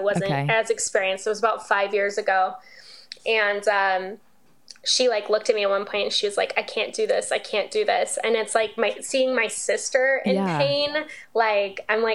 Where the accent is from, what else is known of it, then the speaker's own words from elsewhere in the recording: Las Vegas, Nevada, United States; I'm from Vegas.